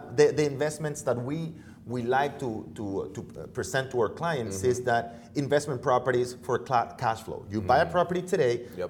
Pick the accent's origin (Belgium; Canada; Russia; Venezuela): Venezuela; now in United States; I'm from Venezuela originally.